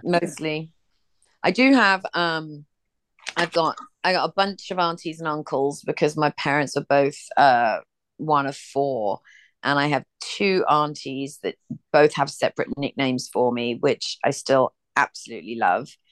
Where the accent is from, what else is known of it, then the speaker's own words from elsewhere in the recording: England, United Kingdom; now in United States; I'm from England